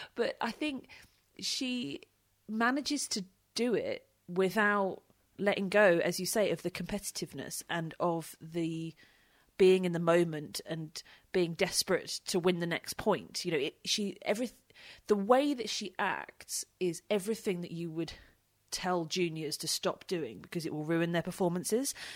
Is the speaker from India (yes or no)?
no; United Kingdom; being British